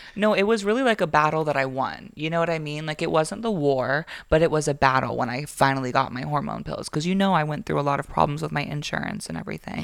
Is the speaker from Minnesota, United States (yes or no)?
no; Florida, United States; now in Georgia, United States; I grew up in Florida